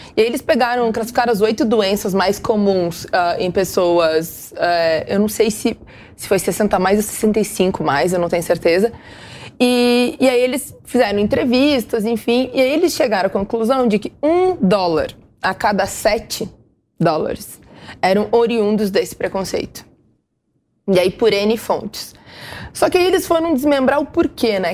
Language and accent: Portuguese; interior of Rio Grande do Sul, Brazil; eu sou do interior do Rio Grande do Sul, né? Eu sou muito do interior.